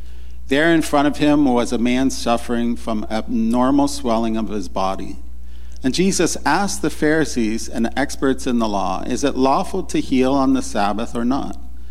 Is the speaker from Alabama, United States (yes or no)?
no; Baltimore, Maryland, United States; also born or lived in Raleigh, North Carolina; I know that Meryl and I, we come from Baltimore and then Raleigh, North Carolina, and we have stories like that.